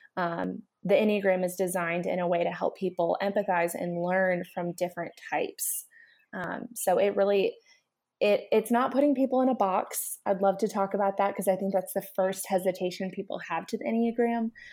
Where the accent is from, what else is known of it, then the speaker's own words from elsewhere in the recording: Nashville, Tennessee, United States; I come from Nashville